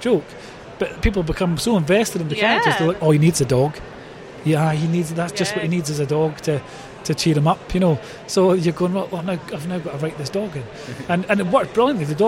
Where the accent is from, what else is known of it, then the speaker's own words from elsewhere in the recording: Scotland, United Kingdom; being Scottish